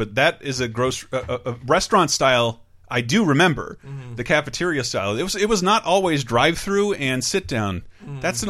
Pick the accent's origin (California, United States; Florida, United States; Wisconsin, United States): Florida, United States; the South; moved away; I'm from the South.